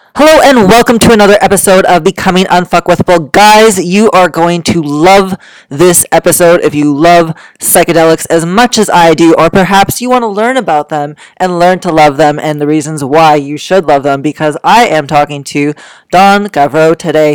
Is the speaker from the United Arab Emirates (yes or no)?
no; Canada; being that I am from Canada myself